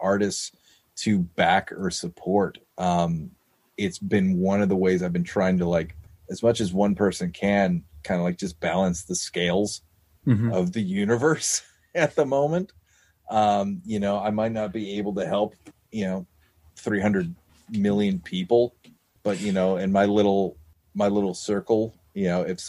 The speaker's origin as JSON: {"language": "English", "town": "Malden", "region": "Massachusetts", "country": "United States", "tie": "born or raised there", "said": "the Malden store, which is in my hometown"}